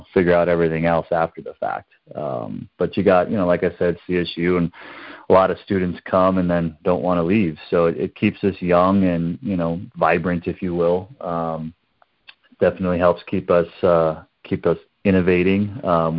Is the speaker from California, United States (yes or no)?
no; Wisconsin, United States; now in Fort Collins, United States; I'm from Wisconsin